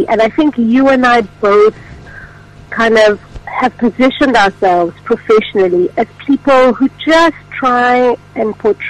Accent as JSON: {"language": "English", "town": "Cape Town", "region": "Western Cape", "country": "South Africa", "tie": "born or raised there", "said": "I was born and raised in Cape Town, went to school in Cape Town, went to study at UCT."}